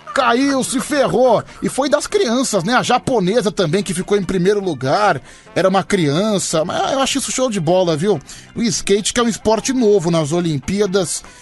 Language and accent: Portuguese; Guarujá, São Paulo, Brazil